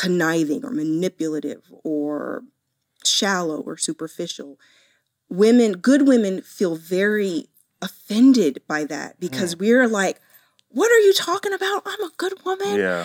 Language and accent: English; Columbus, Ohio, United States; Born in Columbus, Ohio.